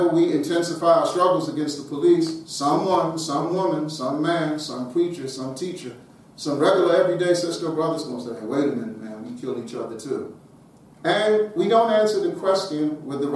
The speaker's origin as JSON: {"language": "English", "town": "Washington", "region": "District of Columbia", "country": "United States", "tie": "born or raised there", "said": "I live in the Washington, D.C. area. I grew up on Howard University's campus"}